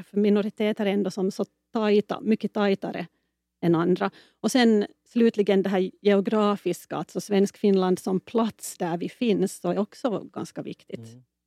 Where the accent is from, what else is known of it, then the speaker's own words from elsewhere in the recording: Finland; Jag är definitivt finlandssvensk